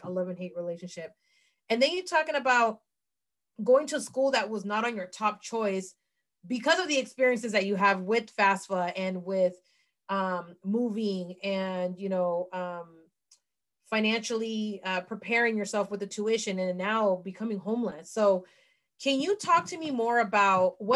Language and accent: English; San Francisco, California, United States; my hometown of San Francisco